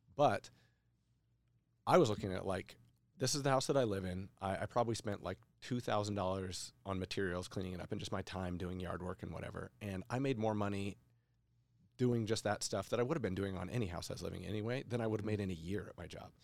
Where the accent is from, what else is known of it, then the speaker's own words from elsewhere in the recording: Boise, Idaho, United States; I'm a local guy. I grew up in Boise